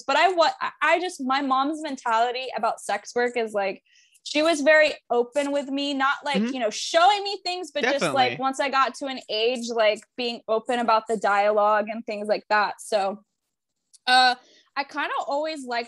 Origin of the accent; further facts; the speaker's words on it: Tampa, Florida, United States; I'm born and raised in Tampa.